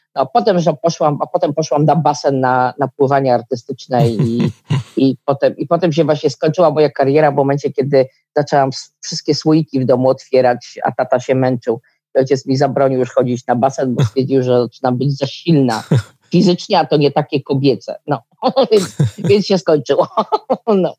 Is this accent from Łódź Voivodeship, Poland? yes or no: no; Warsaw, Masovian Voivodeship, Poland; ja jestem z Warszawy